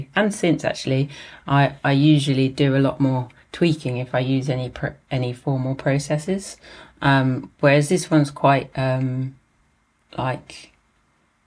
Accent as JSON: {"language": "English", "region": "London", "country": "United Kingdom", "tie": "born or raised there", "also_born_or_lived": "Walthamstow, East London / Edinburgh", "said": "I was born in Islington in North London, and now I live in Walthamstow in East London"}